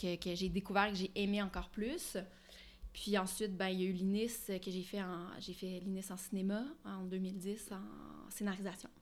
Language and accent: French; Ottawa, Ontario, Canada; moved away; also born or lived in Montreal; je suis franco-ontarienne, je suis née à Ottawa, j'ai grandi là-bas